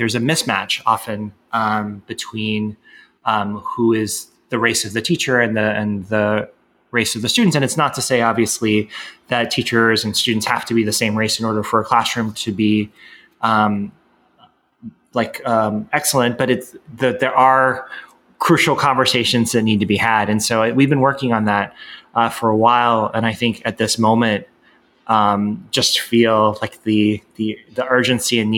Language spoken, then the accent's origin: English; United States; growing up in the United States